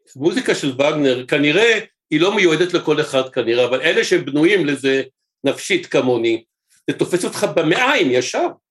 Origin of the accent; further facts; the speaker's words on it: Jerusalem, Jerusalem District, Israel; אני ירושלמי במקור